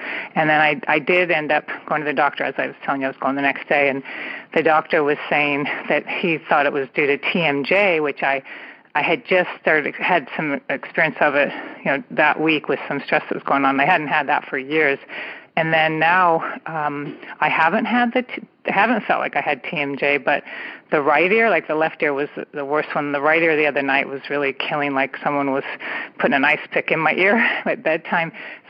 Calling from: California, United States; I am calling from the San Francisco Bay Area.

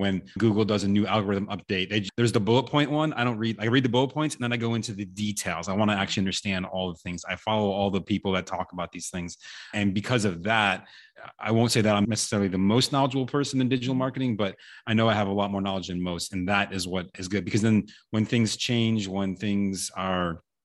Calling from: Austin, Texas, United States; I am located in Austin, Texas, USA.

